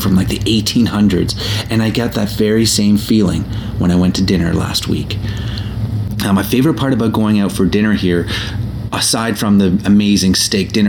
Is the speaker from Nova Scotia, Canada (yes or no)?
no; Toronto, Ontario, Canada; my hometown of Toronto